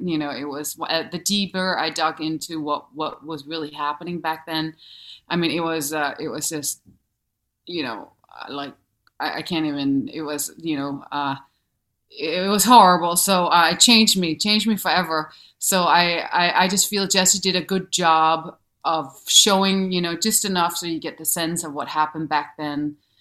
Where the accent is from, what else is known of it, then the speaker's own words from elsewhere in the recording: Denmark; accent: thick accent; English is a second language; moved away as an adult; also born or lived in New York; from Denmark